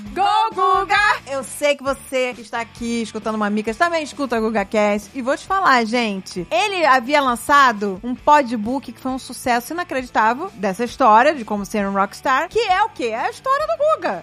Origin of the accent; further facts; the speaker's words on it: Portugal; também conhecida como portuguesa